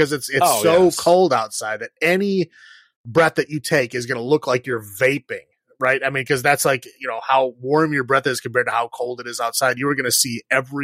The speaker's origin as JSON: {"language": "English", "town": "Chicago", "region": "Illinois", "country": "United States", "said": "I'm from Chicago"}